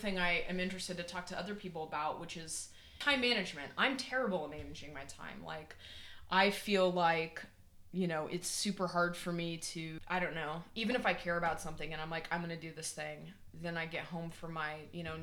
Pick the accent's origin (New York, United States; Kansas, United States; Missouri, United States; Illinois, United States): Kansas, United States; moved away as an adult; also born or lived in Oregon; I'm originally from Kansas. Strangely enough, I lived there until I was 19, and then I moved to Oregon